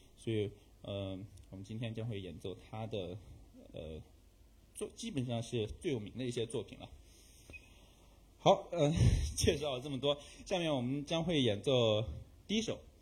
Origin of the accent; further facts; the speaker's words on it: China; 我们中国人